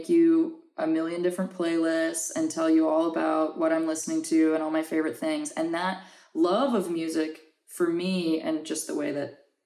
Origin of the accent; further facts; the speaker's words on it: New Orleans, Louisiana, United States; now in Los Angeles, United States; grew up in New Orleans, and the influence of both French and Spanish culture is everywhere